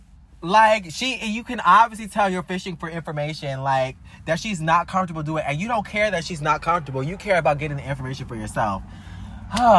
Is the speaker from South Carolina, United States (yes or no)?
no; Louisiana, United States; moved away; I'm from this town.